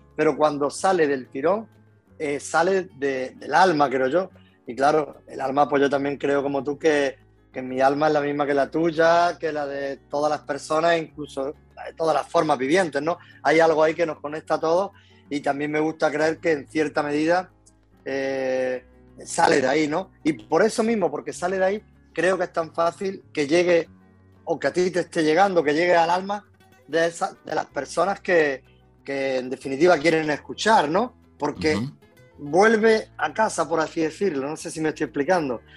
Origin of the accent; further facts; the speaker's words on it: Loja, Andalusia, Spain; now in Málaga, Spain; Soy de un pueblecito nacido en Loja, que es un pueblecito de, de, Granada. Después me vine a Málaga hasta los cuatro años y por motivo de trabajo de mi padre y después volví a Granada